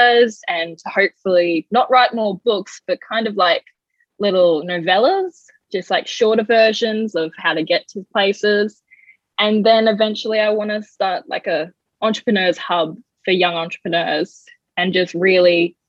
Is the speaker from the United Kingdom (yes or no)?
no; Coffs Harbour, New South Wales, Australia; moved away; also born or lived in Bellingen; I'm from New South Wales originally. I grew up in Coffs Harbour, Bellingen kind of area.